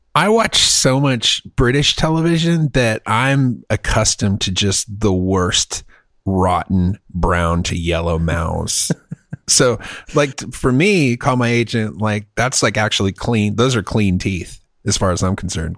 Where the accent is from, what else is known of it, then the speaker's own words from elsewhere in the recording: United States; also born or lived in Texas; I'm an American